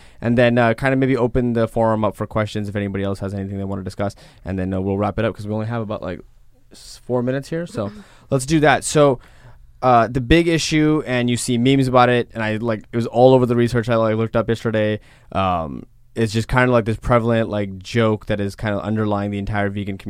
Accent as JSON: {"language": "English", "town": "Los Angeles", "region": "California", "country": "United States", "said": "Like, I'm from Los Angeles."}